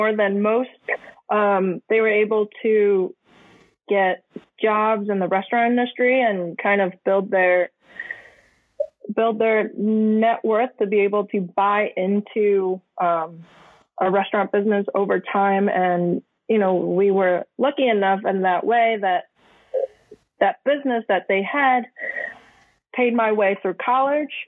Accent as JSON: {"language": "English", "country": "United States", "tie": "born or raised there", "also_born_or_lived": "Hong Kong / Taiwan"}